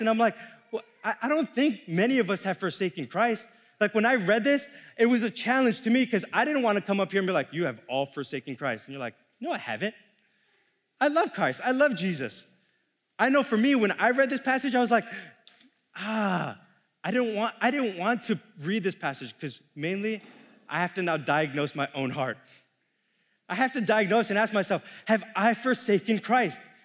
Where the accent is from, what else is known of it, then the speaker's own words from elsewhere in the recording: New York City, New York, United States; moved away as an adult; I'm born and raised in New York City for nineteen years